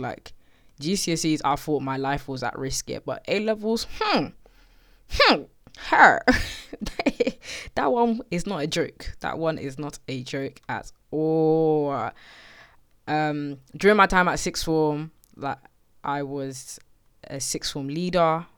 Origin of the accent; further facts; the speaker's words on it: Slough, South East England, United Kingdom; I'm from Slough. It's a place outside of West London. I've lived there all my life.